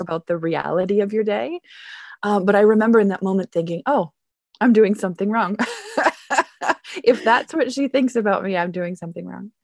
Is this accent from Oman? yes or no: no; Canada; now in Germany; I am a Canadian teacher. I teach business English here in Germany.